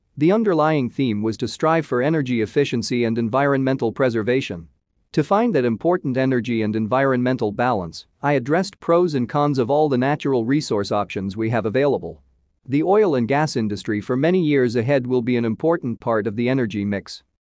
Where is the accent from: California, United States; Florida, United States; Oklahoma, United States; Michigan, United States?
Oklahoma, United States; My home state of Oklahoma